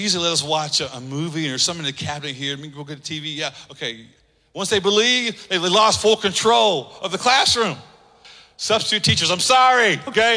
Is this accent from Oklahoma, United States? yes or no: yes; Oklahoma, United States; moved away; my high school that I grew up in Oklahoma